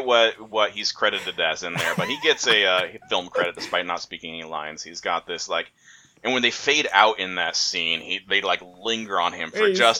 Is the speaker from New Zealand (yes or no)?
no; Hong Kong; I was raised in Hong Kong and my brother was raised in Belgium, but we have the same accent.